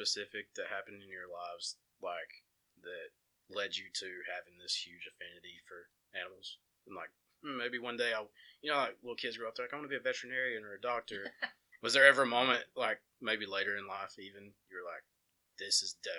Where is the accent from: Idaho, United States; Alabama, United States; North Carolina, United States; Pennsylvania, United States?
Alabama, United States; Empire; Because like I said, I grew up in Empire and lived there for years.